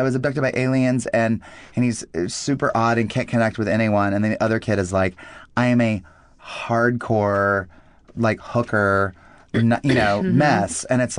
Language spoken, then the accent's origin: English; United States; And I really don't know what I'm talking about, but I'll keep talking because I'm American.